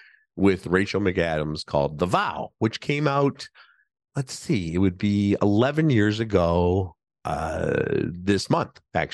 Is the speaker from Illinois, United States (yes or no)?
yes; Chicago, Illinois, United States; And as a Chicagoan, I appreciate that they filmed at least some of it in Chicago and not just all in Toronto.